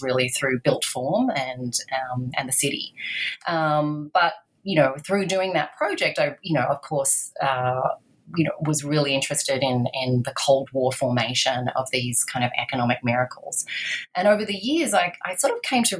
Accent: Australia; I grew up in Australia

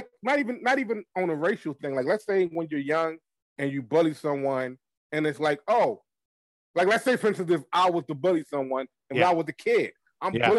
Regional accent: Baltimore, Maryland, United States; I'm from Baltimore, but like my father's side of the family is from the Carolinas.

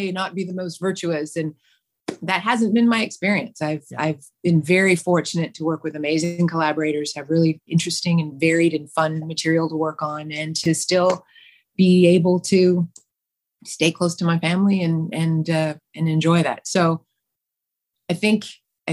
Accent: Canada; also born or lived in Vancouver, British Columbia / Alberta / Saskatchewan; I grew up in small town Saskatchewan and Alberta.

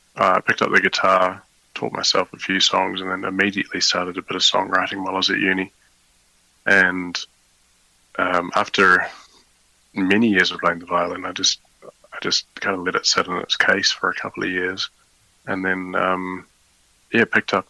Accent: New Zealand; now in The Hague, Netherlands; I was born in New Zealand

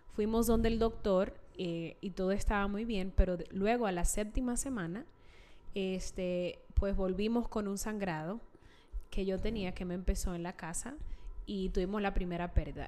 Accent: Santiago de los Caballeros, Santiago, Dominican Republic; moved away as an adult; now in Utah, United States; soy de Santiago

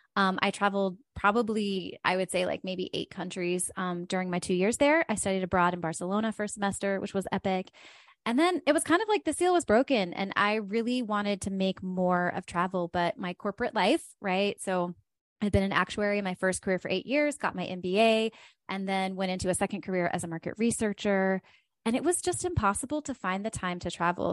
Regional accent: West Virginia, United States; I grew up in West Virginia

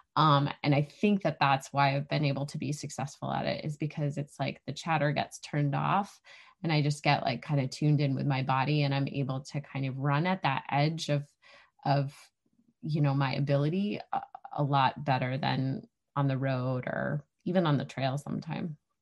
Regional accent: New Hampshire, United States; moved away as an adult; also born or lived in Arizona; I grew up here.

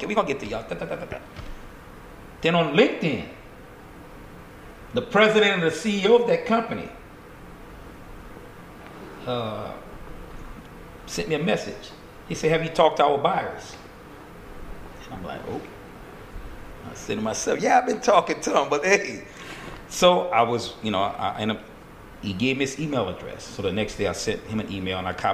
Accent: Glencoe, Louisiana, United States; moved away as an adult; also born or lived in New Orleans / Baltimore; we left Glencoe, mm-hmm, after high school, we moved to New Orleans

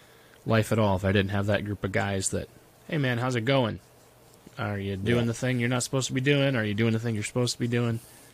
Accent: Bradford, Pennsylvania, United States; Yeah, I'm from Bradford, PA, where they make case knives and Zippo lighters.

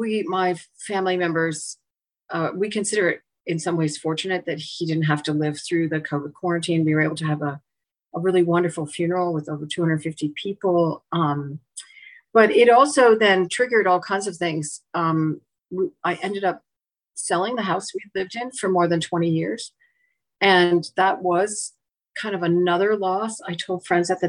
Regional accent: Pacific Northwest, United States; now in Long Island Sound area, United States; I grew up in the Pacific Northwest

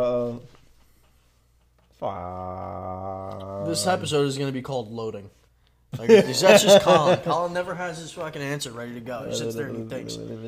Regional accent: New York, United States; I'm a New Yorker

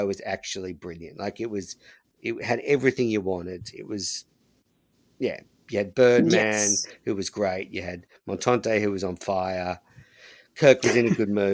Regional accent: Australia; as an Australian

